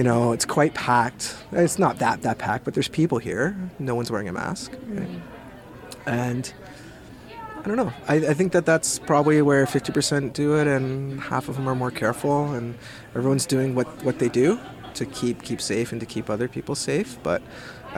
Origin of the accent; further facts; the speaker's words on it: Hamilton, Ontario, Canada; also born or lived in Victoria, British Columbia; now in Smithers, Canada; growing up in Hamilton, Ontario in the 80s